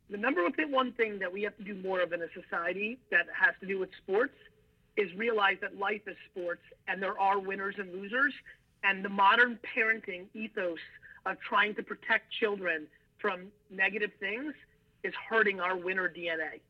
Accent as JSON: {"language": "English", "town": "Edison", "region": "New Jersey", "country": "United States", "tie": "born or raised there", "also_born_or_lived": "former Soviet Union", "second_language": "English", "said": "being an immigrant from the former Soviet Union, growing up in Jersey with East Coast flavor"}